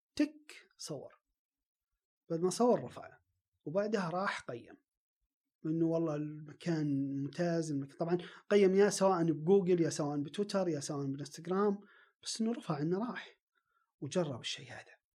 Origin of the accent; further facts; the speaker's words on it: Riyadh, Riyadh Province, Saudi Arabia; عندنا في الرياض